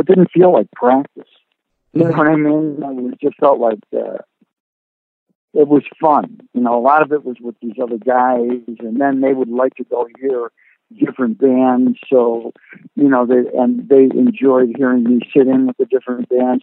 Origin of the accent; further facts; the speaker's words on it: Rochester, New York, United States; growing up in Rochester